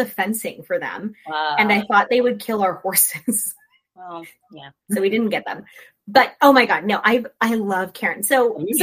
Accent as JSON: {"language": "English", "region": "Florida", "country": "United States", "said": "I'm from Florida."}